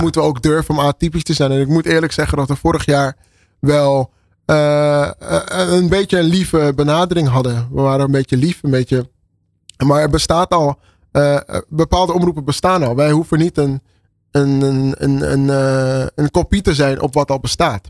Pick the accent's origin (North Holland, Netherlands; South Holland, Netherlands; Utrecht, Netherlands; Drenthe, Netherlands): North Holland, Netherlands; Amsterdam; Ik ben geboren en getogen in Amsterdam